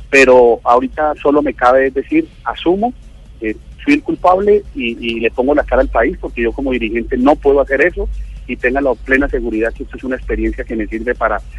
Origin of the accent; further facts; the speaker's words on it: Caribbean Region, Colombia; Yo, como costeño